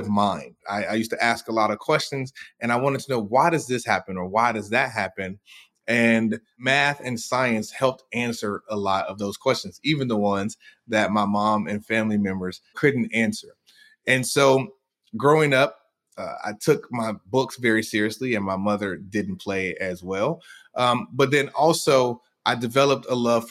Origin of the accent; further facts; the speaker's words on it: Chicago, Illinois, United States; I come from Inglewood on the south side of Chicago, and I grew up in the 80s and 90s